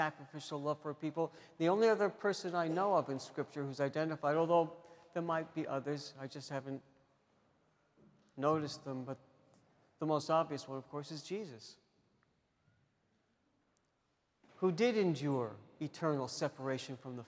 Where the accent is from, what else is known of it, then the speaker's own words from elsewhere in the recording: New York City, New York, United States; growing up in New York City